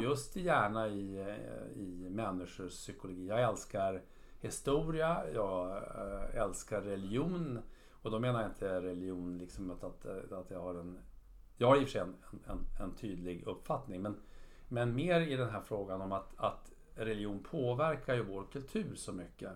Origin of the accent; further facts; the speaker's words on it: Sweden; Jag är uppväxt i i Sverige